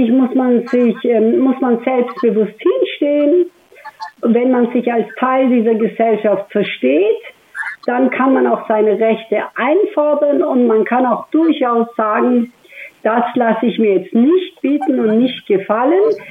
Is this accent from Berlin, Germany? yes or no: no; Stuttgart, Baden-Württemberg, Germany; wenn ich gesagt habe, aus Stuttgart